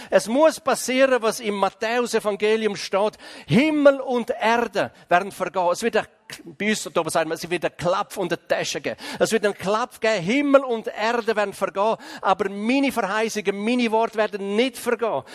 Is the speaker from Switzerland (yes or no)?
yes; Graubünden, Switzerland; Ich komme ja aus dem Kanton Graubünden